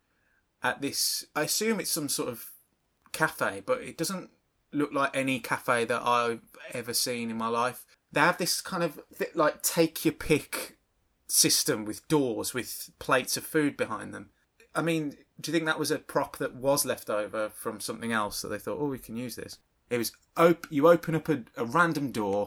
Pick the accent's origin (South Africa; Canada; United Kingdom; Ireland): United Kingdom; Birmingham, West Midlands; I'm from Birmingham